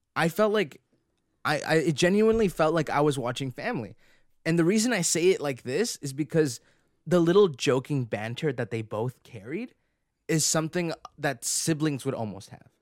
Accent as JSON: {"language": "English", "country": "Canada", "said": "we're Canadian"}